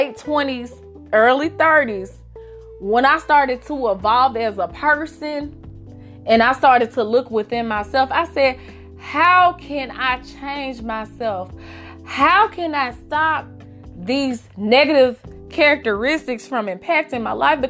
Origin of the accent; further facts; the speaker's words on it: Memphis, Tennessee, United States; I grew up in Memphis.